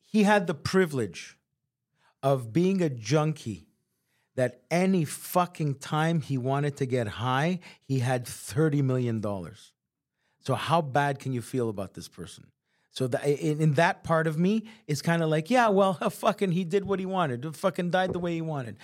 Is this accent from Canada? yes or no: yes; Montreal, Quebec, Canada; we're from Montreal